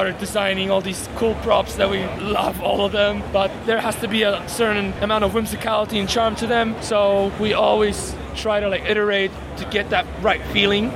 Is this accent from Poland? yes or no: yes; Poland; now in San Francisco, United States; I'm kind of from Poland